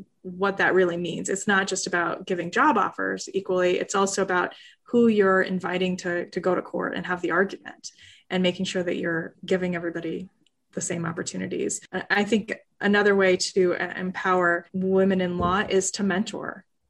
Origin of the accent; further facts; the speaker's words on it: Iowa, United States; I grew up in Iowa where everybody did tassels in the summer